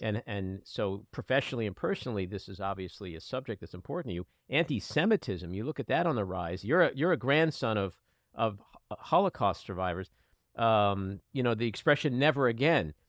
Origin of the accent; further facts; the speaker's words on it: United States; as an American